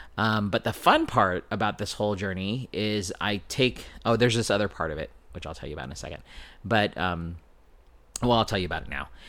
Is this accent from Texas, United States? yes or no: no; San Diego, California, United States; born and raised in San Diego